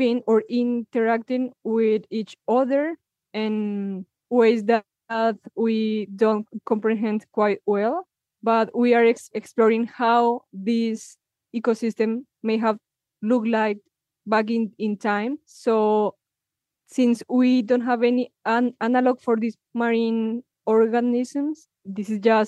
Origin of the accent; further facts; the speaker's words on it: Villa de Leyva, Boyacá, Colombia; my hometown, Villa de Leyva